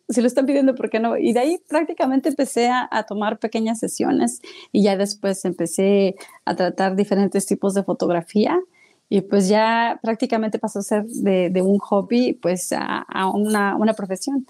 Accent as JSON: {"language": "Spanish", "region": "Mexico City", "country": "Mexico", "tie": "born or raised there", "moved": "yes", "lives_now": "United States", "said": "yo soy originaria de la Ciudad de México"}